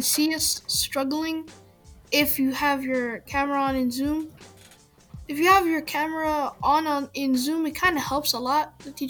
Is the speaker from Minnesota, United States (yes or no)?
yes; Minnesota, United States; I'm from Minnesota, and I live in South Minneapolis, like around that area.